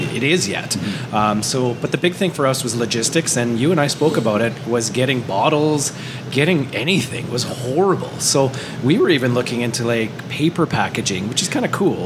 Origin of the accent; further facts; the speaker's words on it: Canada; we're Canadian and we're local